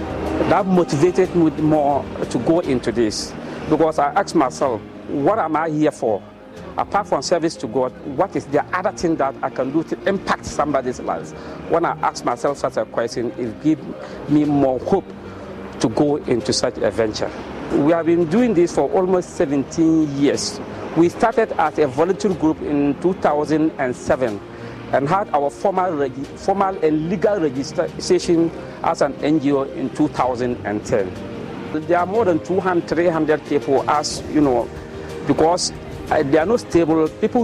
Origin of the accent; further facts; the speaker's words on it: Dondoli, Upper West, Ghana; I am from Dondoli community, a suburb of one municipality in Upper West region of Ghana.